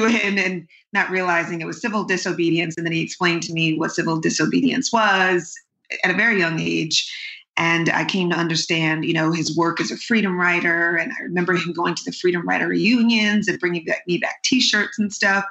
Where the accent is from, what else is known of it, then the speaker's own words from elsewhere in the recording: New York City, New York, United States; I grew up in Harlem